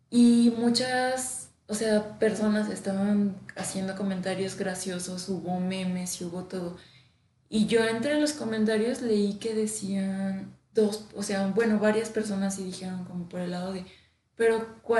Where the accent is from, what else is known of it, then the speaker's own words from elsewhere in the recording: Mexico; Estamos tan acostumbrados al humor negro como mexicanos